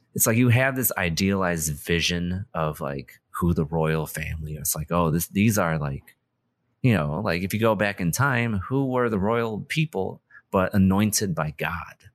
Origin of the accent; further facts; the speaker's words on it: United States; as an American